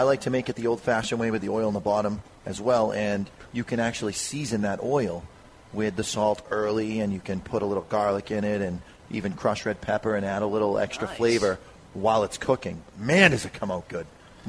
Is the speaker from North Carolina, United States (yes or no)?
no; Haverhill, Massachusetts, United States; I grew up in Haverhill. I was poor.